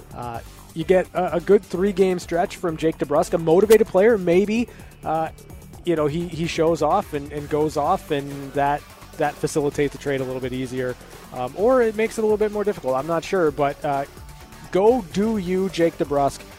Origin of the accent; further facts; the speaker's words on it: United States; as an American